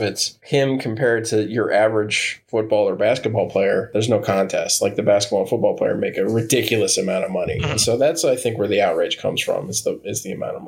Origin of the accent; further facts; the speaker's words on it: Florida, United States; I grew up in Florida